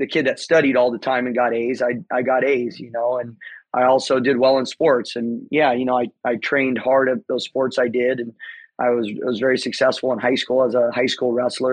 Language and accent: English; Temecula, California, United States; I grew up here in Southern California, Temecula, to be specific, Temecula Valley